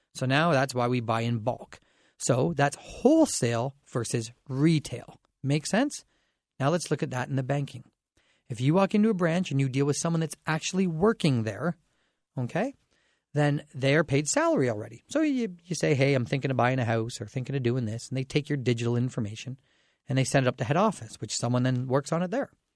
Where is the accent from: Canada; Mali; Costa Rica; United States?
Canada; Dorchester, Ontario; now in London, Canada; I grew up in Dorchester.